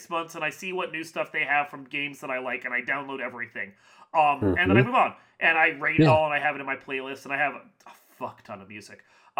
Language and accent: English; Virginia, United States; now in Midwest, United States; I'm from Virginia.